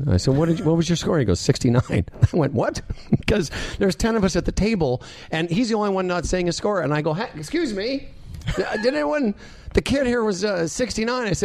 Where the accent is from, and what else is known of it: Moose Jaw, Saskatchewan, Canada